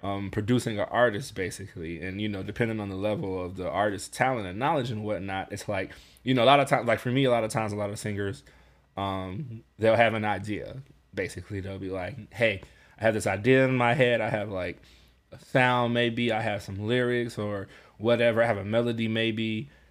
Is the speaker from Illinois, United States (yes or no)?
yes; Chicago, Illinois, United States; I'm from Chicago